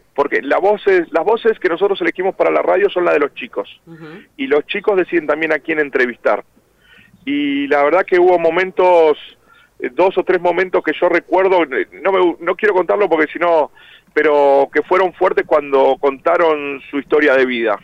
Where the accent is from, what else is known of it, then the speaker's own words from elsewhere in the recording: Argentina; somos siete los argentinos